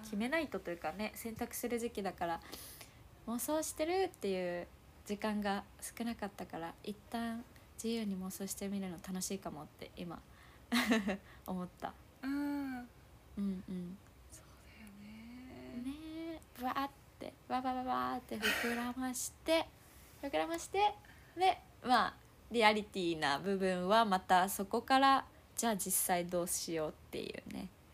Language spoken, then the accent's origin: Japanese; Naha, Okinawa, Japan; 私は那覇だから、まあ、海はそばにあるんだけど